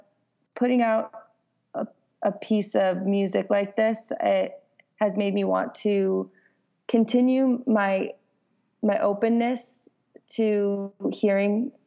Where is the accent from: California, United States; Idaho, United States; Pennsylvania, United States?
California, United States; Los Angeles; moved away as an adult; now in Nashville, United States; I'm from California and I grew up in the greater part of Los Angeles, and I actually moved to Nashville about 2 years ago